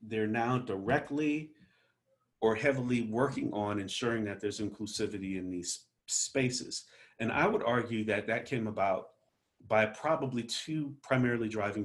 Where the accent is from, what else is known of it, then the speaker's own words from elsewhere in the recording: Omaha, Nebraska, United States; I'm from Omaha, Nebraska. I work for the Kansas City Fed